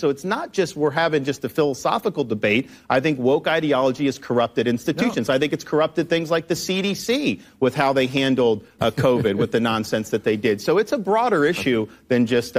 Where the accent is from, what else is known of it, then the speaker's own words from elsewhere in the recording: Florida, United States; That wasn't true when I was kid growing up in Florida.